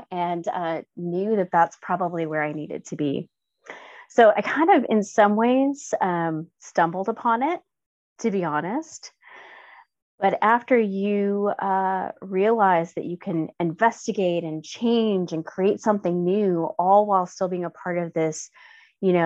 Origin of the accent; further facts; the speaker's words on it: Gary, Indiana, United States; I grew up in Gary, Indiana, which is a pretty underserved